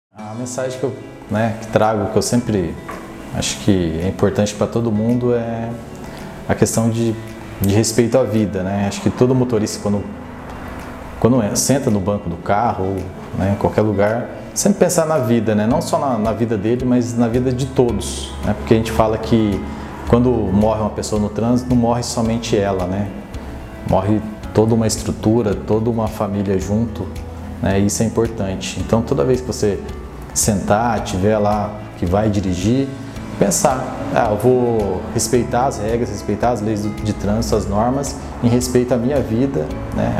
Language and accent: Portuguese; Iretama, Paraná, Brazil; moved away as an adult; now in Osvaldo Cruz, Brazil; sou natural de Iretama, no Paraná. Faz seis anos que eu moro em Oswaldo Cruz